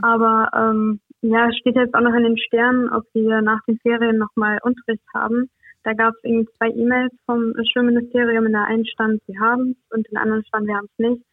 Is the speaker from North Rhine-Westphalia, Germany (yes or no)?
yes; Münster, North Rhine-Westphalia, Germany; Ich komme aus Münster, aus Nordrhein-Westfalen